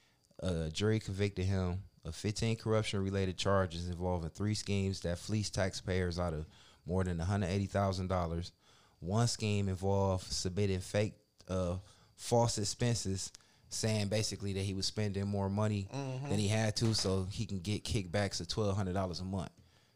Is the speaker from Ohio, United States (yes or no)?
yes; Cleveland, Ohio, United States; I grew up in the Buckeye area. You know, I used to go to Woodland Rec. They changed the name to Ken Johnson Rec.